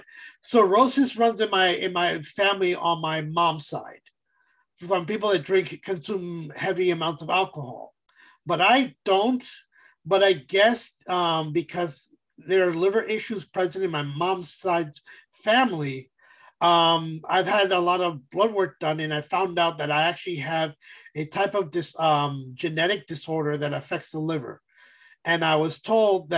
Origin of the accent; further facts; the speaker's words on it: East Coast, United States; I'm from the East Coast